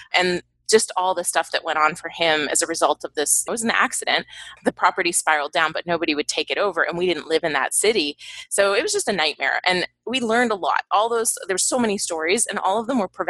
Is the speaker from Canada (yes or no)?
yes; Canada; moved away; I'm from Canada originally.